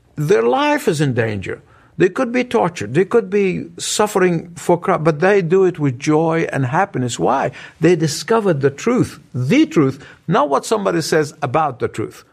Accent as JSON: {"language": "English", "country": "Egypt", "tie": "born or raised there", "moved": "yes", "said": "my hometown, the country of Egypt"}